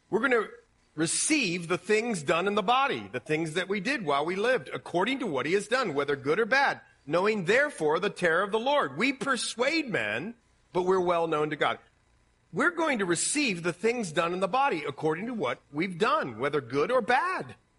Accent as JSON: {"language": "English", "region": "Ohio", "country": "United States", "accent": "Ohio", "said": "My Ohio accent"}